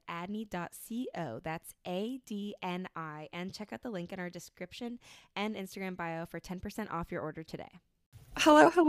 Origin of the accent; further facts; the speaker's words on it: New Jersey, United States; now in Pittsburgh, United States; I'm from New Jersey originally, but I'm in Pittsburgh right now.